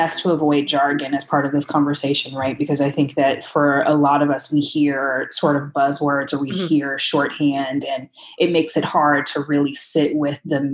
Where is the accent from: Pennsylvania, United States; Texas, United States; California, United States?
California, United States; Los Angeles; I grew up in Watts, and the school that I was zoned to actually was built in response to community demands coming out of the 1965 Watts riots